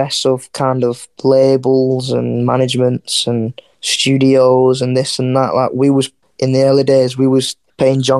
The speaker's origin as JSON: {"language": "English", "town": "Wigan", "region": "North West England", "country": "United Kingdom", "said": "we're from Wigan, it's like a small little town"}